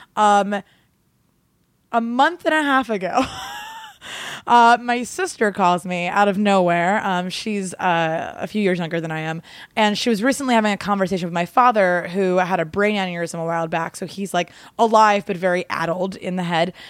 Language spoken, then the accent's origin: English; Gloucester County, New Jersey, United States; also born or lived in Baltimore, Maryland; I grew up in Jersey